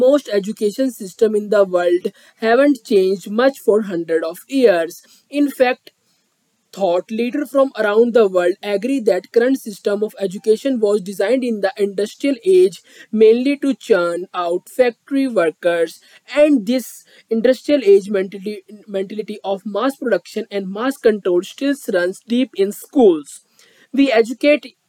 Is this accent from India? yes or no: yes; India; I am from India